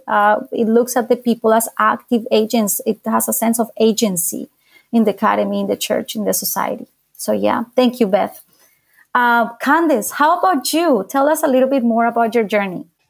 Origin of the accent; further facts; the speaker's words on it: Bogotá, Colombia; moved away as an adult; now in United States; I am from Bogota, Colombia